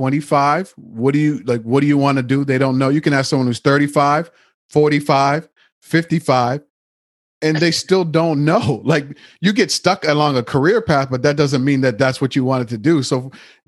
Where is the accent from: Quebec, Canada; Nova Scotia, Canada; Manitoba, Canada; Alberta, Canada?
Nova Scotia, Canada; we grew up in Nova Scotia, Canada